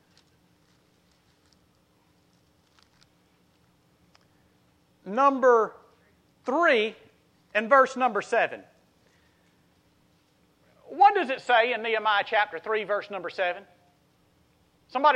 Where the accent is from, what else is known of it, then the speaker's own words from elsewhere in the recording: South Mississippi, United States; now in Bonifay, United States; I came from South Mississippi